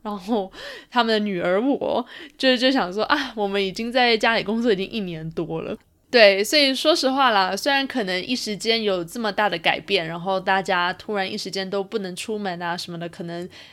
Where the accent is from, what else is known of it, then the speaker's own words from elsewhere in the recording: Taipei, Taiwan; moved away as an adult; now in Toronto, Canada; 我从小住在台北嘛，然后后来我又搬来了多伦多工作，所以一直都是处在于一个比较，嗯，大城市的一个环境里面